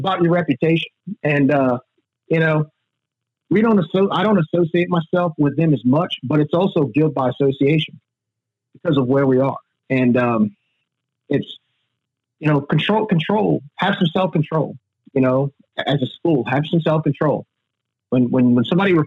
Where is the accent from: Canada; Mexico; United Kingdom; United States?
United States; Louisiana; we're also from Louisiana